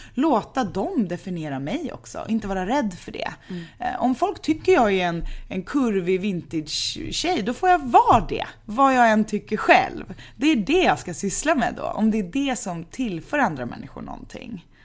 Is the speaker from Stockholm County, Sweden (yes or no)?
no; Gothenburg, Västra Götaland, Sweden; Änggården, där jag är uppvuxen